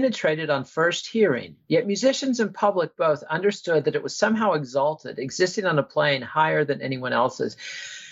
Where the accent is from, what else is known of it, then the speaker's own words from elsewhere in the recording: United States; as an American